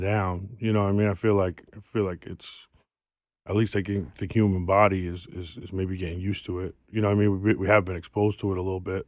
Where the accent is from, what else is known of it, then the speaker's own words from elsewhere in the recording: New York City, New York, United States; I'm from South Queens